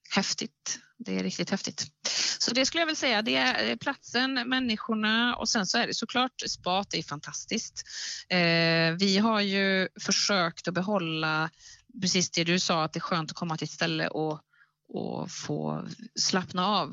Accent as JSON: {"language": "Swedish", "region": "Värmland", "country": "Sweden", "tie": "born or raised there", "also_born_or_lived": "Gothenburg", "moved": "yes", "lives_now": "Bohuslän, Sweden", "said": "Jag är uppvuxen i Värmland"}